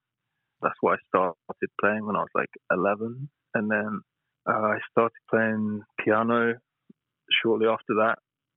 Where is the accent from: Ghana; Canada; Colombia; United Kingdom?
United Kingdom; Tottenham, London; born there; also born or lived in Brighton; Oh, I was born in Tottenham, which is like North London. And then I've moved around a lot. I lived in Brighton when I was studying, and now I've just recently moved back to London.